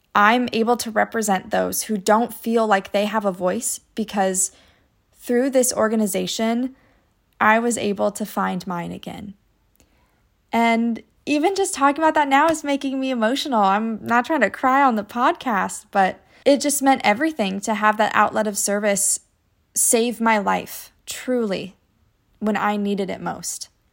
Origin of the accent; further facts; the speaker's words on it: United States; my hometown competition, I would earn the title of Junior Miss Scott County